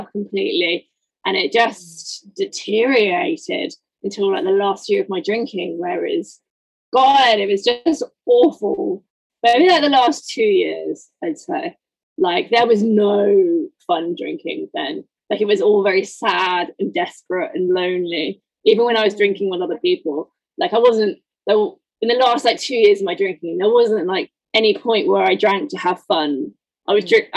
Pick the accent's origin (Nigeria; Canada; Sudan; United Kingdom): United Kingdom; moved away as an adult; I'm not originally from London. I'm just outside